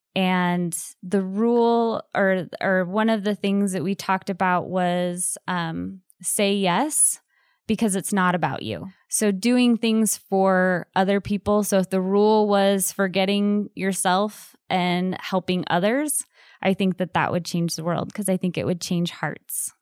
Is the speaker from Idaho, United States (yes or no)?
yes; Southeast Idaho, United States; growing up in Southeast Idaho